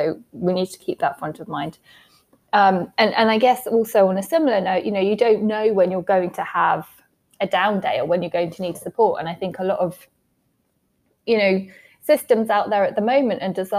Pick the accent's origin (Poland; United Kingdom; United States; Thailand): United Kingdom; England; accent: English; my random English accent